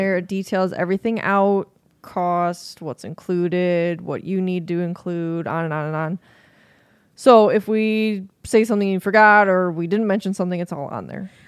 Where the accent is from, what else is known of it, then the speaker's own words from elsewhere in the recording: United States; as an American